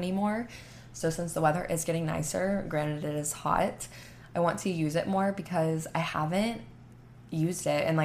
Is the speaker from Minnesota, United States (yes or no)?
no; Panama City Beach, Florida, United States; now in Texas, United States; I'm from Panama City Beach, Florida